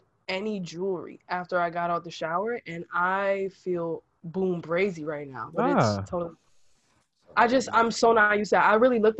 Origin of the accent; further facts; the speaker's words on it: New York City, New York, United States; I'm from Harlem. I don't know. I'm black. I'm a black woman.